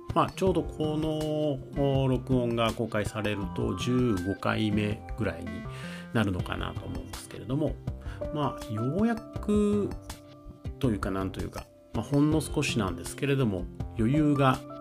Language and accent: Japanese; Kyoto, Japan; accent: Kansai dialect; first language Kansai dialect; moved away; 僕はですねあの生まれが京都なので実は関西弁っていうのがまあ母語というかもともと生まれた時のまリズム感である